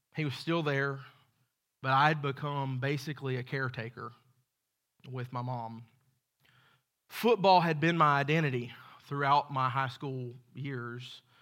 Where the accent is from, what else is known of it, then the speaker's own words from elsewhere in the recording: Macon, Georgia, United States; I was born in Macon, Georgia, to a great set of parents